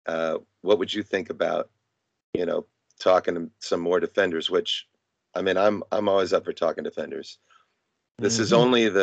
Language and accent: English; Midwest, United States; also born or lived in California; now in Arizona, United States; I grew up in the Midwest